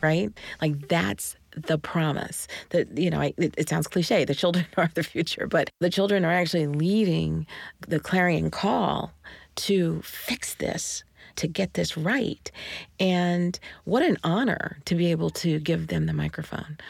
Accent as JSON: {"language": "English", "region": "Georgia", "country": "United States", "tie": "born or raised there", "said": "I'm from Georgia in the seventies"}